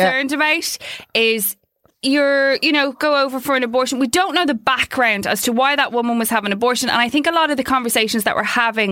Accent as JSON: {"language": "English", "country": "Ireland", "said": "as an Irish, you know, nation"}